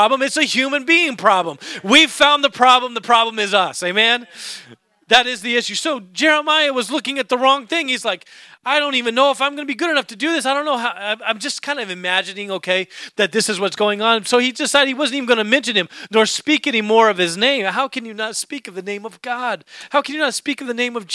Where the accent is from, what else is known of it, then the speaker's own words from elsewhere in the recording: Alaska, United States; moved away; I grew up in Alaska.